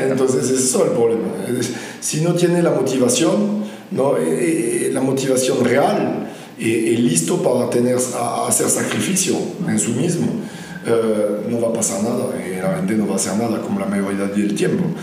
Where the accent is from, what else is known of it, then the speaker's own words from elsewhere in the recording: France; Spanish is a second language; moved away; yo, soy francés, vino de, Francia, de Europa, el viejo continente.